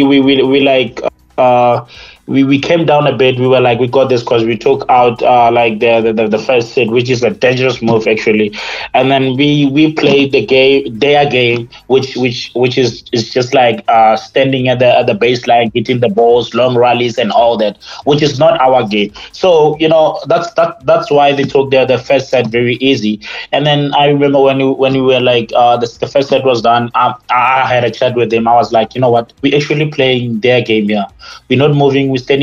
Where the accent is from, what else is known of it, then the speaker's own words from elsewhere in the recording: Limpopo, South Africa; and also the fact that, you know, we're from Limpopo, and you know, this is just unbelievable.